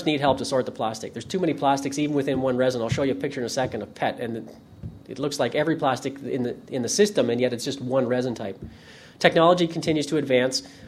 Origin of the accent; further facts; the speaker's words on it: Ontario, Canada; I'm from Ontario, Canada